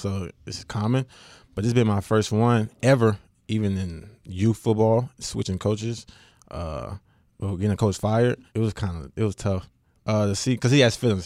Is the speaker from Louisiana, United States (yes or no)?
yes; West Monroe, Louisiana, United States; I am from West Monroe